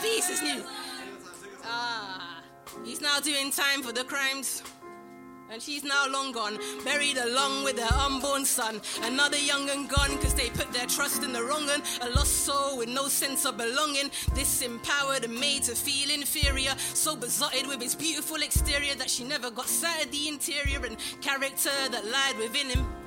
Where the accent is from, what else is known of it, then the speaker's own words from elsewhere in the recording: London, United Kingdom; I'm a Londoner, practically born and bred, and I speak English very well